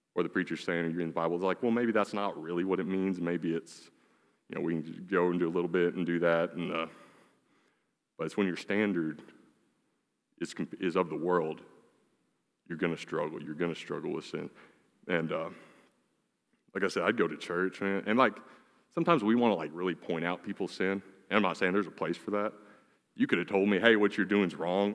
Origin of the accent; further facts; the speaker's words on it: Lee, Oklahoma, United States; I grew up in Lee, Oklahoma